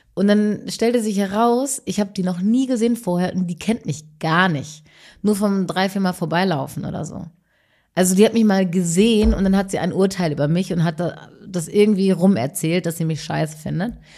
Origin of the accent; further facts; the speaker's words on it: North Rhine-Westphalia, Germany; ich komme aus äh, aus NRW